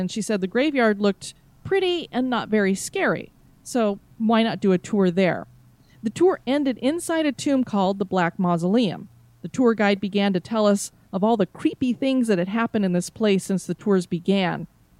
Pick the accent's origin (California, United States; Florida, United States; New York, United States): Florida, United States; I do get chilled very easily since I am from Florida.